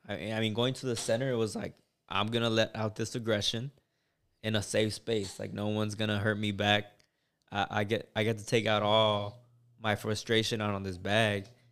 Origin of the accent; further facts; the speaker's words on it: United States; also born or lived in Mexico; I grew up in Bowen Park.